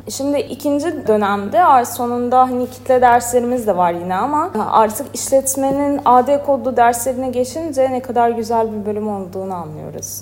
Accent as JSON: {"language": "Turkish", "country": "Azerbaijan", "tie": "born or raised there", "moved": "as an adult", "lives_now": "Istanbul, Turkey", "said": "Azerbaycan doğumluyum. Zaten İstanbul'un da ilk senem"}